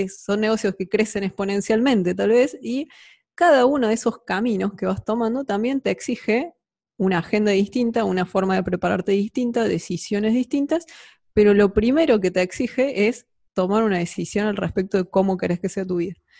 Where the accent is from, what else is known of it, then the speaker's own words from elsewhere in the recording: Argentina; emprendedora, argentina